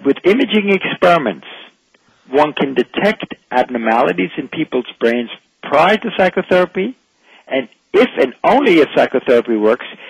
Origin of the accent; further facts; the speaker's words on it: Vienna, Austria; I'm from Vienna